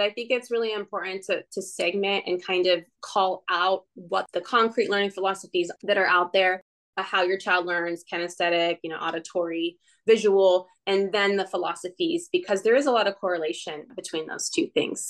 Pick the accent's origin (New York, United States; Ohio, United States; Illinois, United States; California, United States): California, United States; I'm a Californian